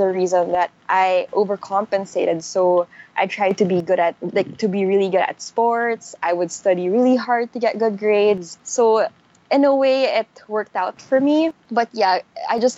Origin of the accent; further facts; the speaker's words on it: Manila, Metro Manila, Philippines; I grew up in Manila